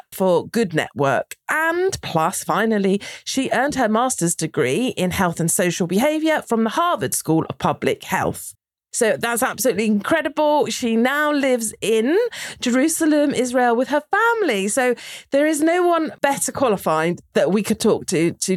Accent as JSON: {"language": "English", "country": "United Kingdom", "said": "As a Brit"}